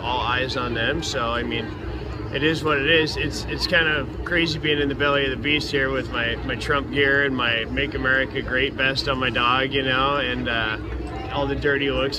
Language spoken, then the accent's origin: English; Omaha, Nebraska, United States; I'm from Omaha, Nebraska.